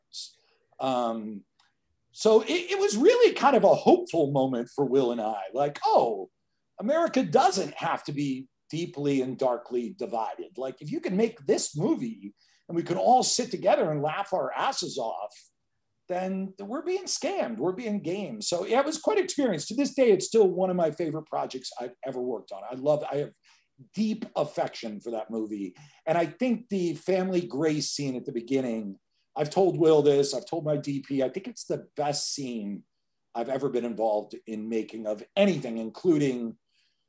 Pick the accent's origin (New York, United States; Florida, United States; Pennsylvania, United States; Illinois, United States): Pennsylvania, United States; Philadelphia; I'm from Philly